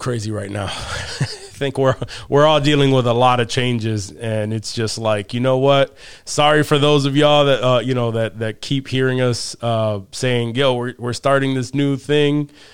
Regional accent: Rochester, New York, United States; we're, we're all from Rochester, New York.

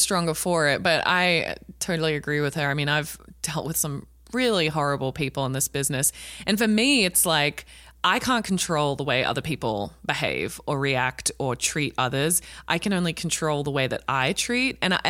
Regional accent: Australia; watching it as an Australian, I'm like, that's fucked up that we're like laughing.

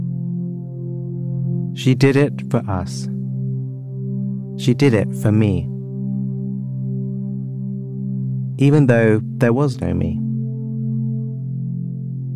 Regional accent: London, United Kingdom; Growing up in London

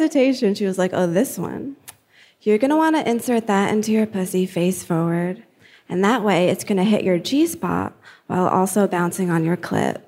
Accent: New Jersey, United States; I'm from Jersey

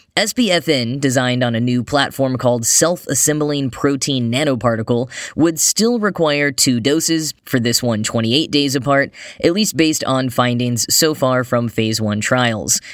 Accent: Texas, United States; I grew up in Texas, where eighty degree weather on Christmas Day was not unheard

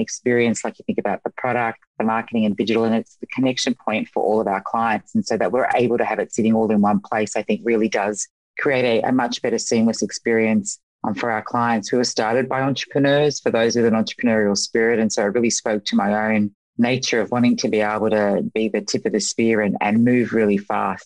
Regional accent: Sydney, New South Wales, Australia; now in Los Angeles, United States; I moved to Los Angeles for it and it feels a lot like home. I'm from Sydney

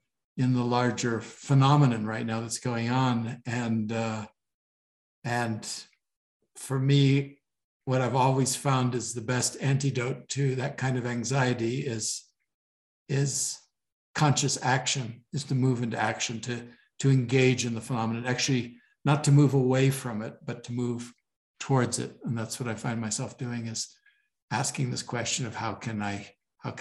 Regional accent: Switzerland; moved away; I grew up, I spent half my childhood in Switzerland.

